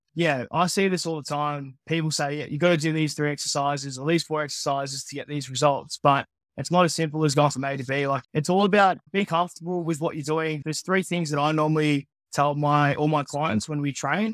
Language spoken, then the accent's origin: English; regional Victoria, Australia; also born or lived in Philippines; I was born in the Philippines, just north of Manila. Grew up in Australia, though, here in Victoria.